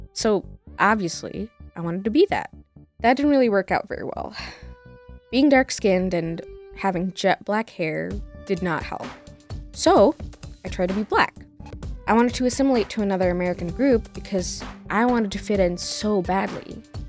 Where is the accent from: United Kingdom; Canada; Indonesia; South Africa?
Indonesia; moved away as an adult; now in United States; I traveled 38 hours by air from my home country, Indonesia.